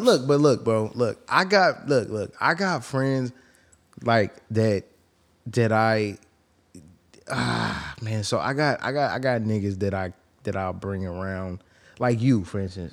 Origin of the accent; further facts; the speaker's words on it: the Bay Area, California, United States; I'm from the Bay